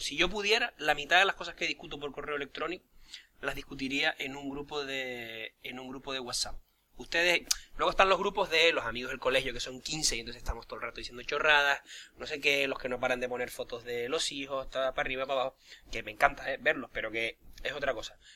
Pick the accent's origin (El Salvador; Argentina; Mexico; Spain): Spain; Canary Islands; yo como canario